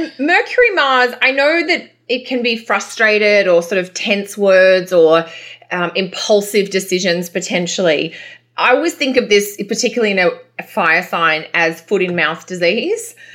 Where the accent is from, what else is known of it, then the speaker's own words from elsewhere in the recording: Australia; accent: Australian; now in Canada; my Australian accent